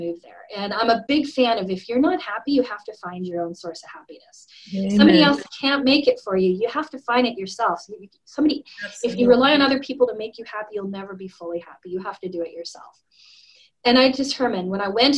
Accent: Alberta, Canada; moved away as an adult; now in Sandpoint, United States; I'm from Alberta, so it's just north of Idaho.

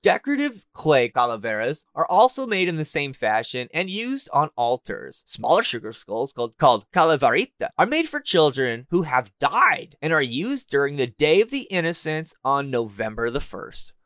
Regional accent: Southern California, United States; moved away as an adult; now in Canada; I'm from Southern California, and I have been in Canada for a month now

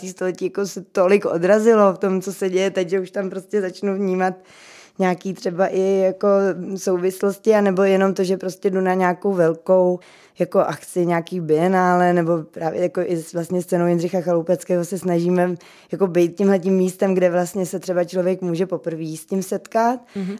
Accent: Czechia

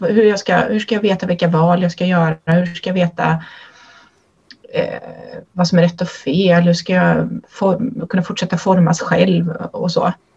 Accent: Kinna, Västra Götaland, Sweden; Jag är uppvuxen i Svenska kyrkan i Kinna i Göteborgs stift

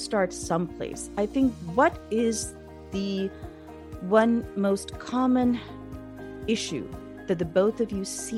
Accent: Pakistan; moved away; the environment I grew up in Pakistan

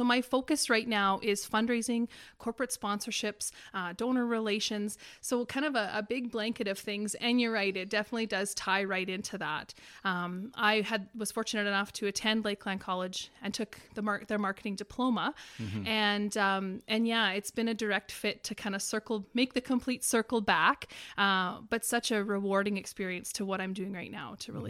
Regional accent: Hudson Bay, Saskatchewan, Canada; Hudson Bay is located right in northeastern Saskatchewan, in the middle of the forestry, in a snow machiner's paradise, in a hunter's paradise with lakes and situated right around it.

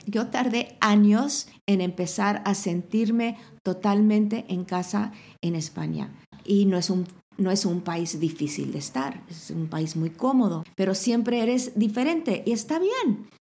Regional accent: Mexico; moved away as an adult; also born or lived in Ciudad Real, Spain; now in Spain; crecí en México

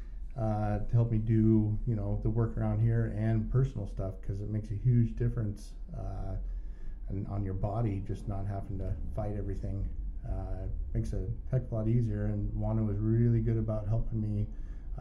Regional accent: Warrenton, Oregon, United States; I grew up in Warrenton.

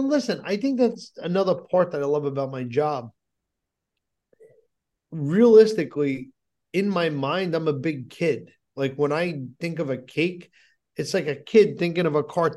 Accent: New Jersey, United States; I'm from New Jersey, but New York, New Jersey, that's my city

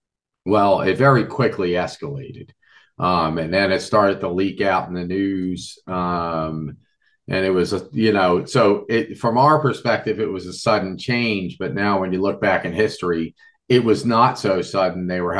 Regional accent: Levittown, Pennsylvania, United States; I grew up in Levittown, Pennsylvania, about an hour and 40 minutes from where Three Mile Island took place, on the Susquehanna River.

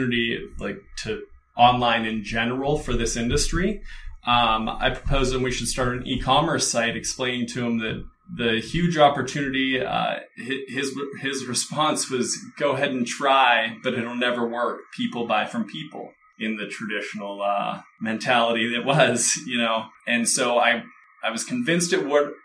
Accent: Pittsburgh, Pennsylvania, United States; moved away as an adult; also born or lived in Aspen, Colorado; now in Los Angeles, United States; move from my hometown in Pittsburgh, Pennsylvania to Aspen, Colorado to be a ski bum

